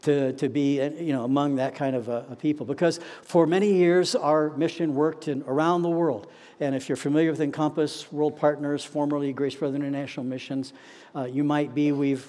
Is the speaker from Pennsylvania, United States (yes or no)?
no; Kettering, Ohio, United States; moved away as an adult; now in Atlanta, United States; I grew up in Dayton, Ohio, Kettering, actually, in that area.